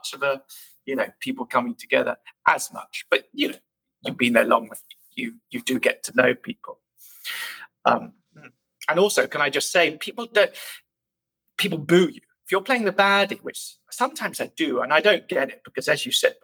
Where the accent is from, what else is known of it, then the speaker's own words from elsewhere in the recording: Bath, South West England, United Kingdom; moved away as an adult; also born or lived in London; now in New York, United States; I come from the West Country, near, in between sort of, well, actually just outside of Bath